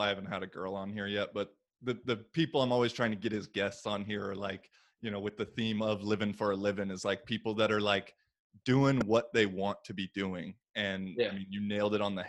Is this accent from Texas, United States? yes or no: no; Washington, United States; moved away as an adult; also born or lived in Bay Area, California; my home state of Washington